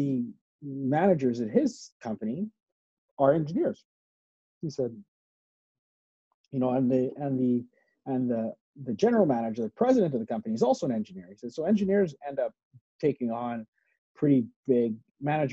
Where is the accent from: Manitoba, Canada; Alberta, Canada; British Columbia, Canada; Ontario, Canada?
Alberta, Canada; Edmonton; moved away as an adult; I was born in Edmonton, actually. Yeah. I grew up in Edmonton. And then when I graduated from university, I moved out west.